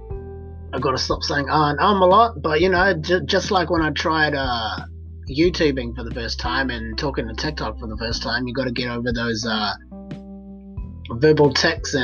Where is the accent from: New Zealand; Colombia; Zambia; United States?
New Zealand; that's my home country.